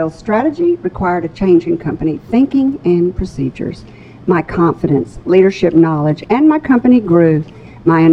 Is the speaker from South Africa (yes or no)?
no; North Little Rock, Arkansas, United States; It was good to grow up in North Little Rock.